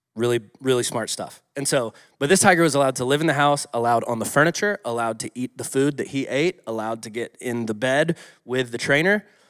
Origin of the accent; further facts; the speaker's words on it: Atlanta, Georgia, United States; moved away; I grew up in Atlanta